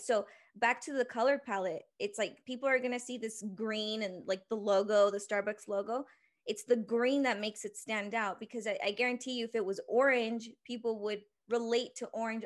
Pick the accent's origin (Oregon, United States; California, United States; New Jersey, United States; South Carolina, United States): California, United States; Oxnard; also born or lived in Ventura, California; now in Salt Lake City, United States; I was born in Ventura, California, raised in a little town called Oxnard, the eight oh five